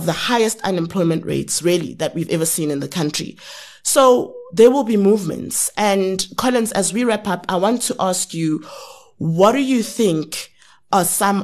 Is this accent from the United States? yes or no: no; South Africa; I'm from South Africa